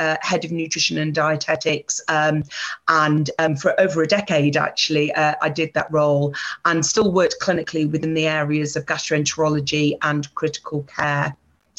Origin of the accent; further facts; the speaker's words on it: North Wales, United Kingdom; moved away; also born or lived in Aberdeen; I was born in North Wales. That's where I grew up.